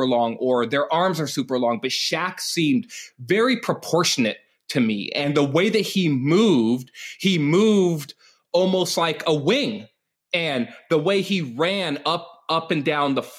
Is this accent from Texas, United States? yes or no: no; California, United States; Pete and I, we're both from California. We're not from the same part of California